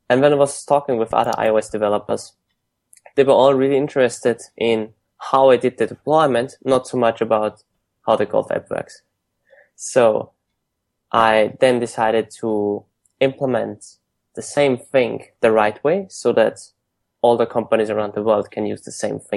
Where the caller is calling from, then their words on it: San Francisco, California, United States; I'm calling today from San Francisco.